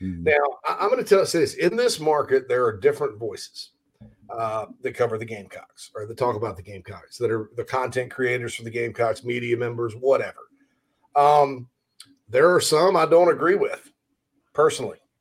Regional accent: Spartanburg, South Carolina, United States; My hometown of Spartanburg.

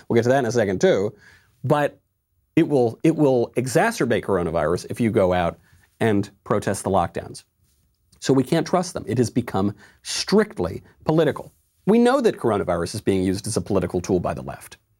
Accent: Mount Kisco, New York, United States; In my hometown, in, in the town of my birth, Mount Kisco, New York

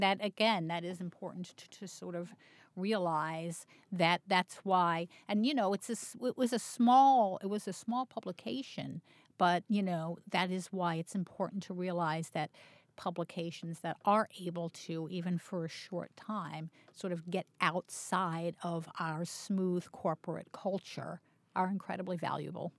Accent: Baltimore, Maryland, United States; I grew up in Baltimore

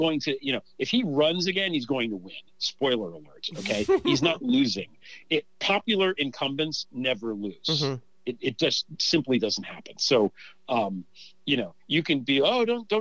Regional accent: United States; my faith in us as an American people is not wavering

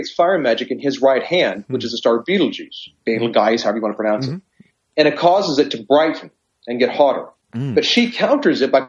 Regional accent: United States; are you American? I'm like, yes

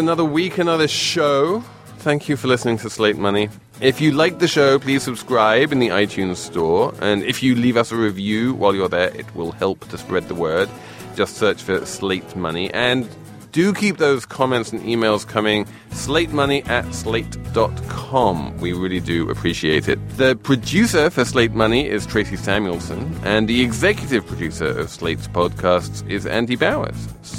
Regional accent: England, United Kingdom

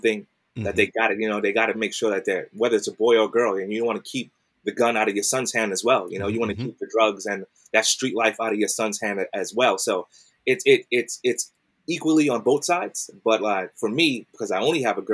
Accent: New York City, New York, United States; I'm from Brooklyn. I grew up in Brooklyn.

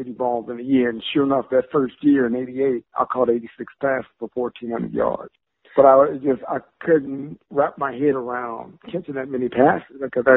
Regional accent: Fresno, California, United States; being born and raised in Fresno, California

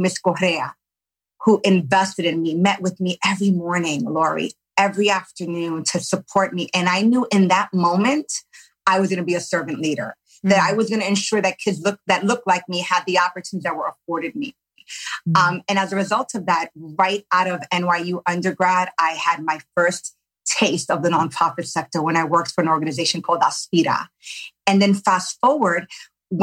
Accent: New York, United States; I grew up in New York native, grew up in poverty

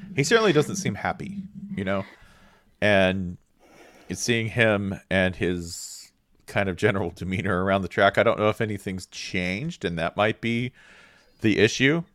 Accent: United States; I'm American

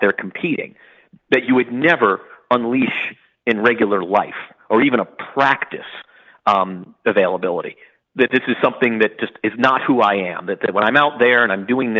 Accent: Louisville, Kentucky, United States; I grew up in Louisville.

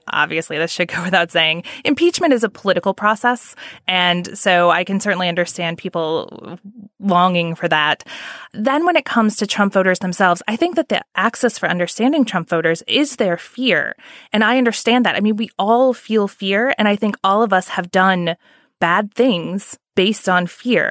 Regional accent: Indiana, United States; I'm from Indiana. My family is very conservative

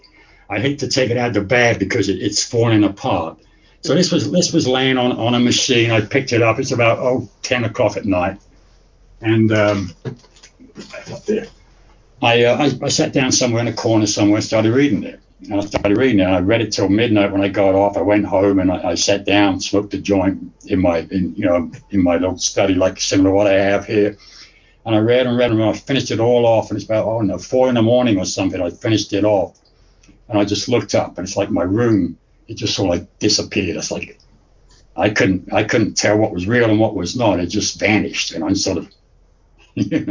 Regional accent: Luton, East of England, United Kingdom; moved away; also born or lived in Indiana; I was actually born in England, in a little shithole town in England called Luton. I don't know if you ever heard of Luton. It's just a little north of London. It's a dump, okay. Well, it was back then. They spruced it up now, but back in the 50s, 60s, when I grew up, it was a dump

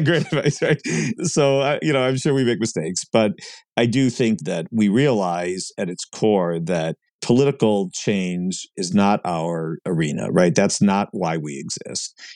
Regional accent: Cleveland, Ohio, United States; moved away as an adult; also born or lived in Columbus, Ohio; now in Washington, D.C., United States; I grew up in Cleveland, Ohio, and, and subsequently then, you know, lived in Columbus, Ohio, and now my family's in, in Washington, D C.

